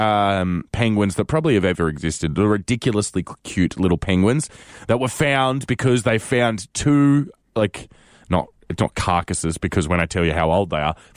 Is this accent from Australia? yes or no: yes; Australia; being Australian